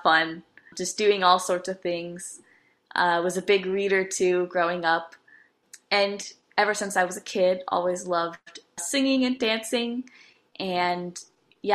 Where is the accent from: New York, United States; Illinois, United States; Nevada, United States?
Nevada, United States; Las Vegas; also born or lived in Palo Alto, California; So I am from Las Vegas, Nevada. I was actually born in Palo Alto, which is in Northern California, but I've lived in Las Vegas my entire life.